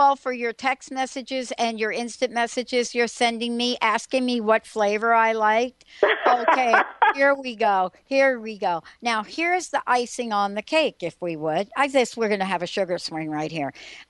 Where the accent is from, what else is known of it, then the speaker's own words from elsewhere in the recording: New York City, New York, United States; I don't come from a wealthy family. I'm from the Bronx